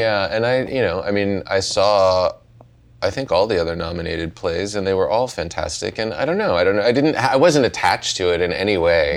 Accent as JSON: {"language": "English", "town": "Pittsburgh", "region": "Pennsylvania", "country": "United States", "tie": "born or raised there", "said": "I grew up in Pittsburgh"}